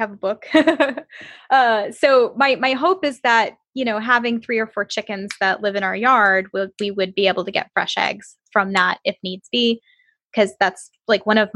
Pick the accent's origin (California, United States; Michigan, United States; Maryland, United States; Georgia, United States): Michigan, United States; moved away; I grew up in Michigan